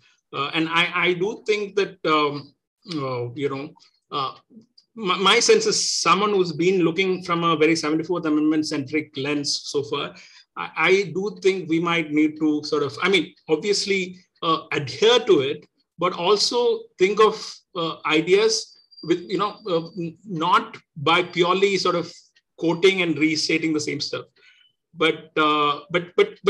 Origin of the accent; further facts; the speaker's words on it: Kerala, India; I'm originally from Kerala